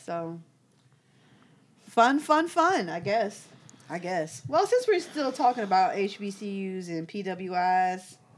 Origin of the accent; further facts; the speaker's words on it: United States; I'm an American